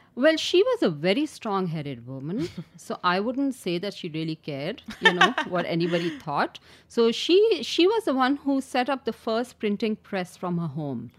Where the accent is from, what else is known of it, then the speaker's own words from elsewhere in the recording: Karachi, Sindh, Pakistan; I was born and raised in Karachi